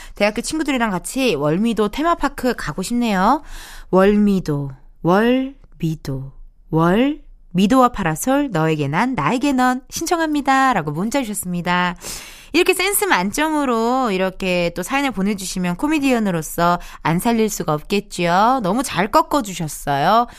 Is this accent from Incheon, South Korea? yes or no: yes; Incheon, South Korea; 여기는 나의 고향이고, 나의 본집이고, 나의 본, B-O-R-N이에요. 바로 인천의 딸입니다, 제가.